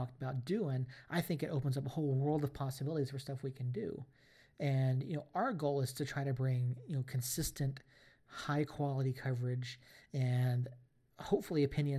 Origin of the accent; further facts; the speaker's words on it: Atlanta, Georgia, United States; now in New Mexico, United States; I'm 1,500 miles away, 1,800 miles away from Atlanta, from my hometown club.